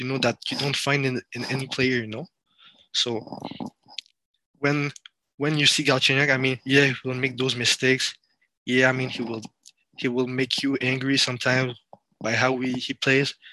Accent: France; I'm from France, and uh, my family is from France and Cameroon in Africa.

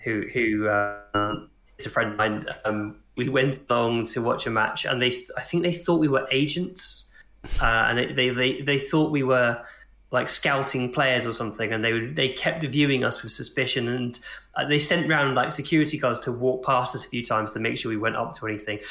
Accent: Hemel Hempstead, East of England, United Kingdom; I grew up in Hemel Hempstead, which is a sort of suburban town just outside of London

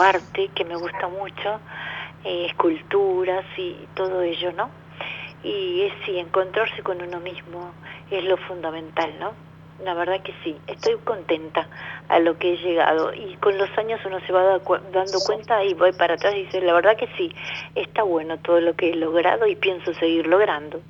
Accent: Buenos Aires, Argentina; yo soy de Capital Federal, de Capital Federal

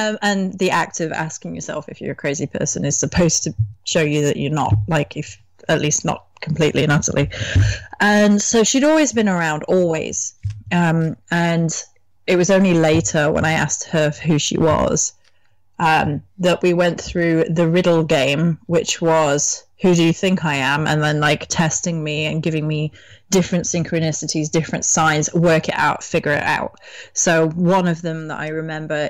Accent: England, United Kingdom; as an English person

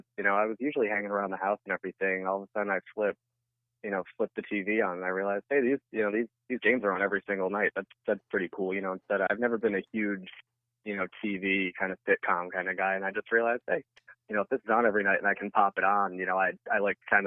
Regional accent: Southern Connecticut, United States; I grew up in Southern Connecticut, so actually most of my family's Yankees fans

